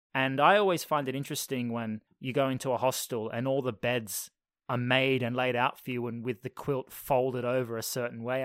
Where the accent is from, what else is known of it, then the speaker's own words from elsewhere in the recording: Australia; Left Australia, come to Canada.